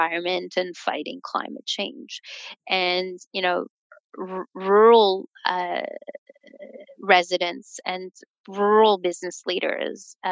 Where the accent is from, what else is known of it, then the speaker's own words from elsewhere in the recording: Canada; as a Canadian